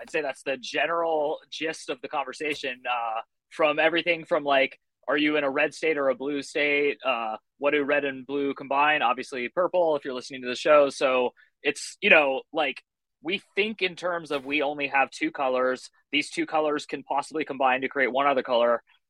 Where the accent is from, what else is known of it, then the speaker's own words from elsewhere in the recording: California, United States; now in Phoenix, United States; I'm a 41-year-old writer located in Phoenix, Arizona. I'm originally from the Bay Area of California, and I've lived all over the country. I've lived in like 9 or 10 different states.